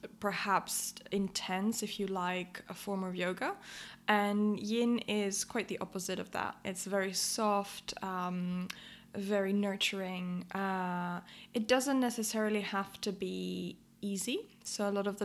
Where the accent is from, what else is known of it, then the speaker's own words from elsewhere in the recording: Athens, Attica, Greece; moved away as an adult; now in London, United Kingdom; I grew up in Athens and I moved to London to study psychology.